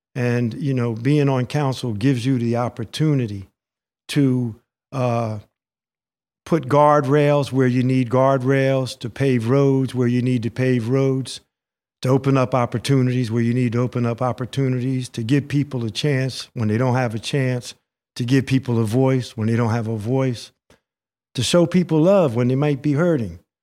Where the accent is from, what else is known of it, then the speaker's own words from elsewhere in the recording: Princeton, New Jersey, United States; I was raised here in the Witherspoon-Jackson neighborhood on Birch Avenue